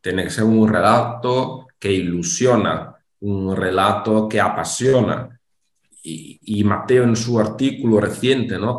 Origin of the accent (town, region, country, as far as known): Italy